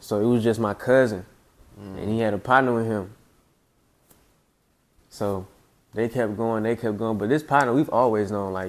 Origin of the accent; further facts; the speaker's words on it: Decatur, Georgia, United States; So like anywhere from like Wesley Chapel all the way to like Browns Mill is where I grew up at. And then I kind of like spent a couple of times like really throughout DeKalb County. So I'm a product of DeKalb County.